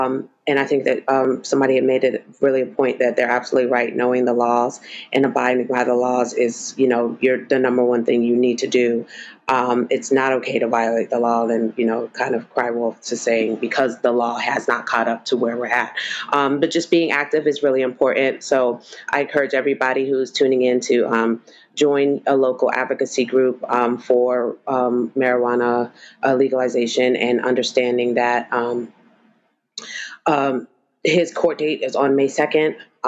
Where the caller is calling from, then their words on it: Maryland, United States; I'm coming in from Maryland. I'm actually on the board for Maryland Normal